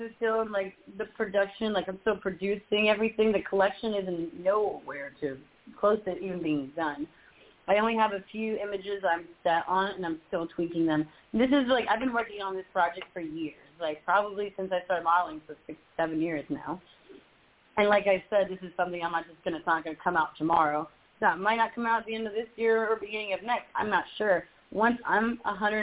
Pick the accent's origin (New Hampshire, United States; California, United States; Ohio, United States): California, United States; Los Angeles; moved away; also born or lived in Florida; I'm from L.A.